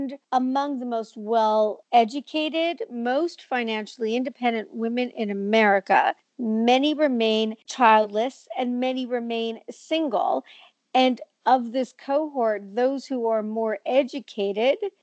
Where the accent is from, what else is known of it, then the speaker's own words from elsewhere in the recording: Montreal, Quebec, Canada; moved away as an adult; now in New York, United States; I'm from Montreal. I now live in New York, 25 years, American citizen, all that. But I grew up in Montreal